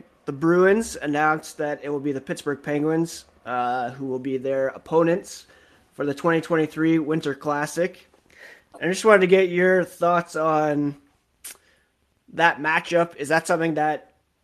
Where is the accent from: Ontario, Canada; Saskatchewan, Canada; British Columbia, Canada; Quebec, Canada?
Ontario, Canada; Ottawa; moved away as an adult; now in Guelph, Canada; I grew up in Ottawa and now I live in Guelph.